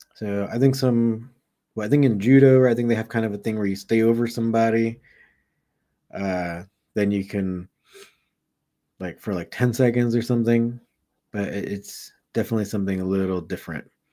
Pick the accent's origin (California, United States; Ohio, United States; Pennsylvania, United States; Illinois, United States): California, United States; Southern; I grew up in Southern California